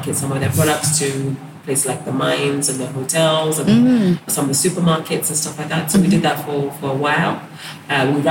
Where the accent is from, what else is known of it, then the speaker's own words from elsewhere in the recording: London, United Kingdom; moved away as an adult; now in Ghana; West London